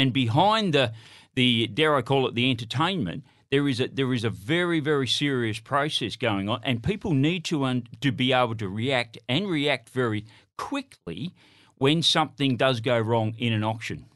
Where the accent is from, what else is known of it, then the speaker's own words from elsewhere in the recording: Broken Hill, New South Wales, Australia; I'm from Broken Hill